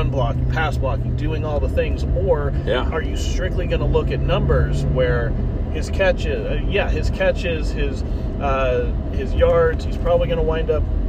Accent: Midwest, United States; also born or lived in Kansas; now in Washington, United States; a Midwesterner who lived in Kansas

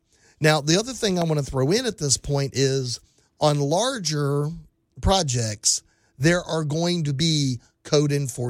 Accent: Texas, United States; I grew up in South Texas. We had hurricanes. I moved to, guess what? West Texas.

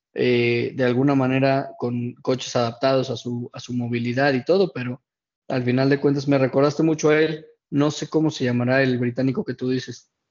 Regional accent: Mexico; como aficionado mexicano

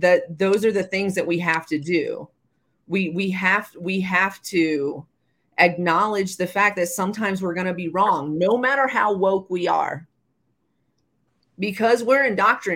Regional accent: the South, United States; I grew up in the South.

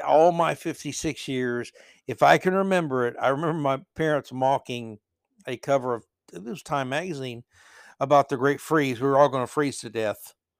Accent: Florida, United States; moved away; growing up in Florida

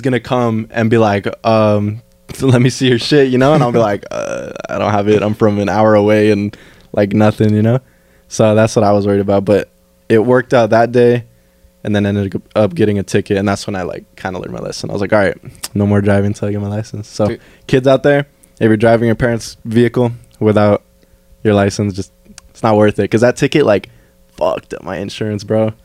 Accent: Fillmore, California, United States; here in Fillmore, in my hometown

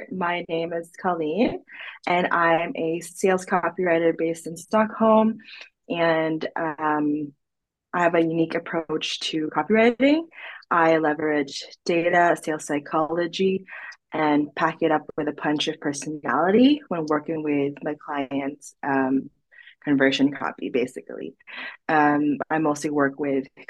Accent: Philippines; moved away as an adult; now in Sweden; I was born in the Philippines, basically, and then I moved to Sweden in October 2020.

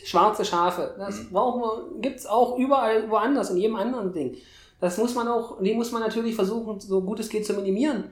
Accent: eastern Germany, Germany; ich komme ja aus dem Osten Deutschlands

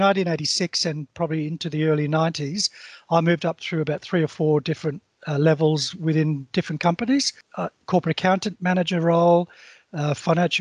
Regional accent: Waterford, Munster, Ireland; now in Australia; I grew up in the Republic of Ireland. So I grew up in Waterford in the southeastern part of Ireland.

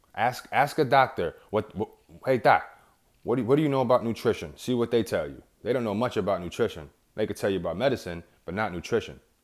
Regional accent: New York, United States; I'm from New York

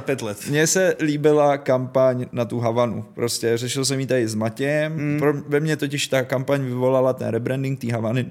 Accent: Trutnov, Hradec Králové Region, Czechia; Trutnov zdravím, moje rodné město

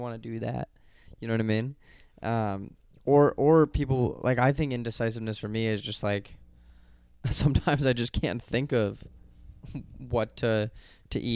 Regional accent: Colorado, United States; going to school in Colorado, like, my home state

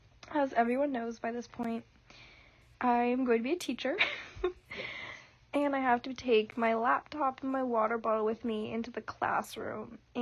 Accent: Idaho, United States; we're from Idaho.

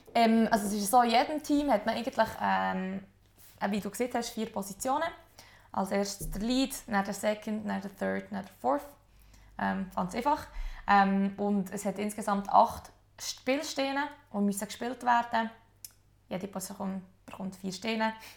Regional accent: Adelboden, Bern, Switzerland; Adelboden, wo ich aufgewachsen bin

